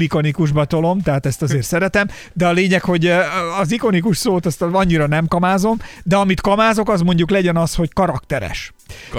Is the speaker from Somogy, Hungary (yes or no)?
yes; Barcs, Somogy, Hungary; moved away as an adult; now in Budapest, Hungary; miután felköltöztem Budapestre, ugye én Barcsra jártam középiskolában